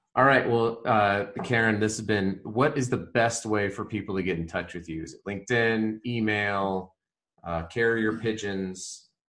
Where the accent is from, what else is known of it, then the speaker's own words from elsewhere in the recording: Colorado, United States; I grew up in Colorado